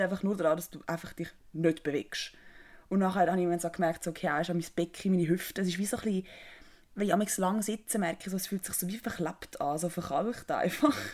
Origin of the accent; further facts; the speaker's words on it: Switzerland; als Schweizerin